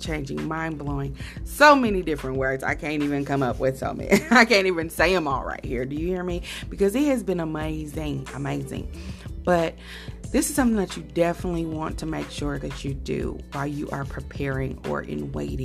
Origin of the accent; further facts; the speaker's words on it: Decatur, Illinois, United States; moved away; I went to Decatur, Illinois, which is my hometown